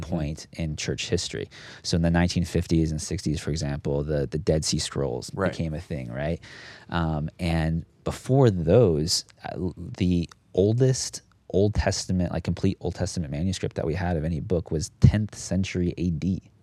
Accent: United States; moved away as an adult; also born or lived in Phoenix, Arizona / Southern California / Dayton, Tennessee; I grew up on the West Coast, actually, Phoenix, Arizona, Southern California.

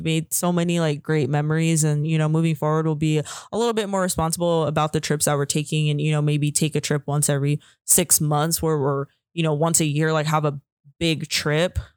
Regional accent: California, United States; I'm from California

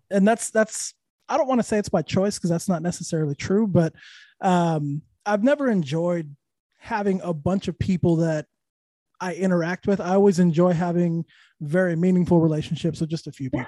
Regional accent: Santa Fe, New Mexico, United States; also born or lived in Austin, Texas / Los Angeles, California; now in Orlando, United States; Santa Fe, New Mexico

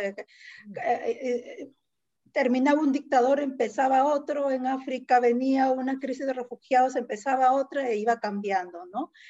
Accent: Lima, Peru; yo nací en Lima, pero mi familia viene de ahí

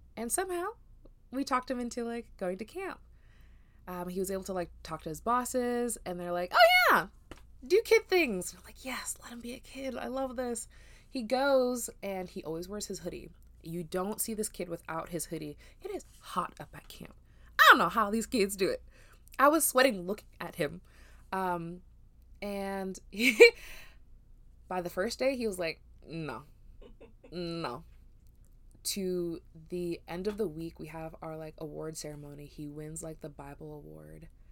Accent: Las Vegas, Nevada, United States; also born or lived in New York; now in Memphis, United States; we moved from New York, actually, to Vegas back in, like, two thousand three

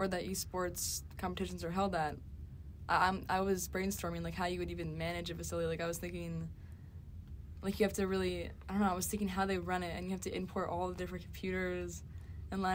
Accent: New York, United States; I'm from New York

